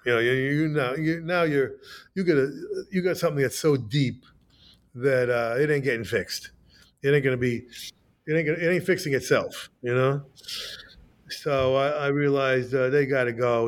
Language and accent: English; United States; I was like, wow, I'm an American